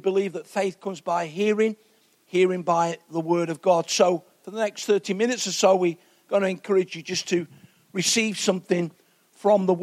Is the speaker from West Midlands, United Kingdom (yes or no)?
no; Nottingham, East Midlands, United Kingdom; I'm from Nottingham, two council house kids